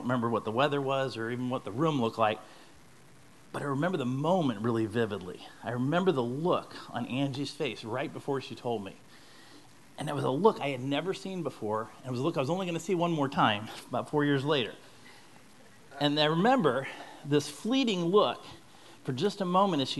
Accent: St. Louis, Missouri, United States; moved away; we're from St. Louis originally

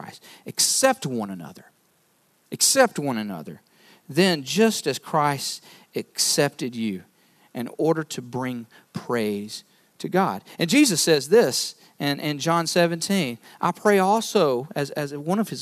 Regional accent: North Carolina, United States; moved away; I'm from North Carolina, so basketball, college basketball is kind of the thing there

